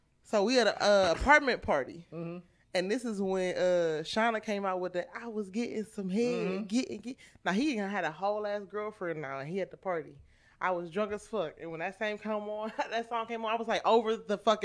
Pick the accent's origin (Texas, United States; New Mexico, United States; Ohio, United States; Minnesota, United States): Ohio, United States; Cleveland; I'm from Cleveland